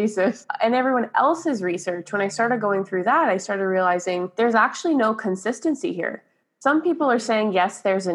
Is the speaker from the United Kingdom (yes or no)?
no; Brampton, Ontario, Canada; I was born and raised in Brampton